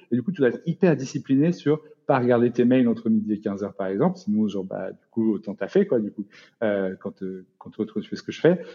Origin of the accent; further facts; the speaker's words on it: France; en tant que Français